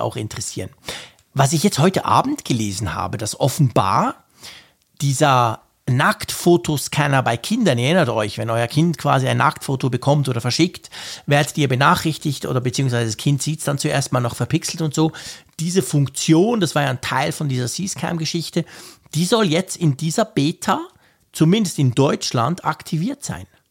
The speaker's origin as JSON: {"language": "German", "country": "Switzerland", "said": "ich bin ja ein Schweizer"}